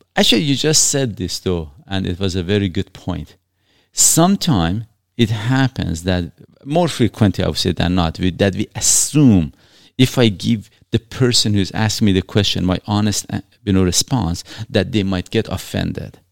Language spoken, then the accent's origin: English; Iran; now in Canada; I was born in Iran